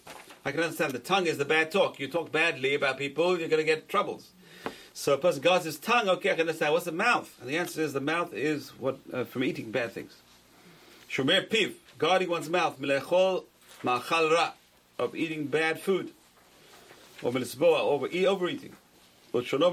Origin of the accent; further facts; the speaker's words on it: London, United Kingdom; moved away; growing up in London, they had bathhouses, public bathhouses